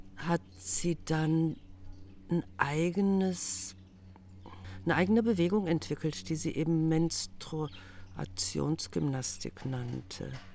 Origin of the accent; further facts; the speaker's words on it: Germany; als Deutsche